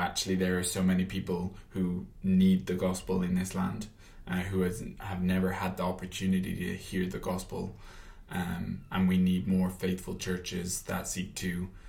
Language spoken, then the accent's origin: English; Ireland; I do admit it. I do admit I don't sound Irish. I though, you know, obviously say I am definitely Irish. I'm passionate about being Irish.